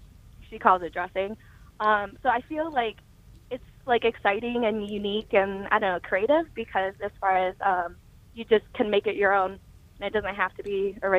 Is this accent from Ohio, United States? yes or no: yes; Toledo, Ohio, United States